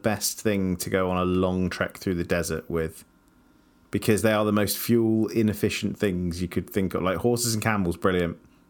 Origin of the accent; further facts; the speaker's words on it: Scotland, United Kingdom; As you can tell, I'm Scottish. You are not.